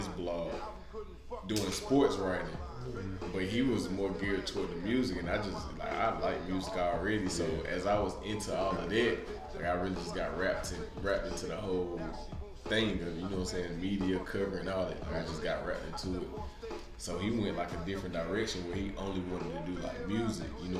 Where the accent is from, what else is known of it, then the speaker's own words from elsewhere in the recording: Spartanburg, South Carolina, United States; born and raised in Spartanburg